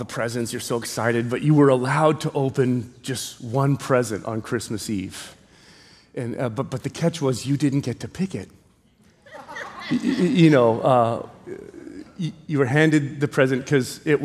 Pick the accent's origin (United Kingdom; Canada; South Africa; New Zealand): Canada; moved away as an adult; now in Hawaii, United States; we grew up in Canada, we're of Ukrainian descent